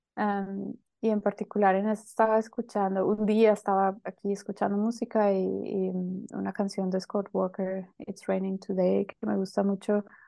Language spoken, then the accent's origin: Spanish; Colombia; moved away as an adult; also born or lived in Barcelona, Spain; now in Berlin, Germany; soy colombiana, em, llevo como 8 o 9 años viviendo en Berlín, antes estaba en Barcelona